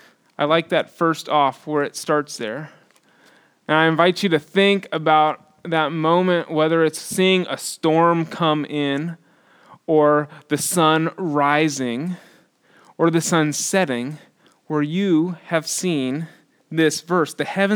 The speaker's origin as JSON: {"language": "English", "town": "Houston", "region": "Texas", "country": "United States", "tie": "born or raised there", "lives_now": "Austin, United States", "said": "I grew up in Northwest Houston, and it is where the coastal plain and the piney woods intersect, and it is humid, and it is very, very flat."}